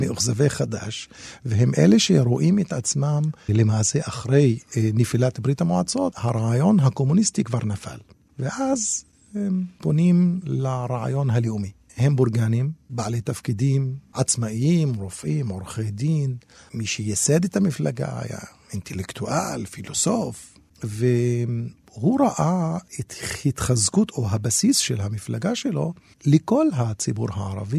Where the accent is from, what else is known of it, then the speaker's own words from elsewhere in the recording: Israel; אני כאזרח ערבי